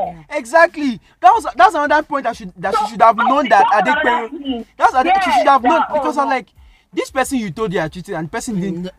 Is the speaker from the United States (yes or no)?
no; Nigeria; I'm Nigerian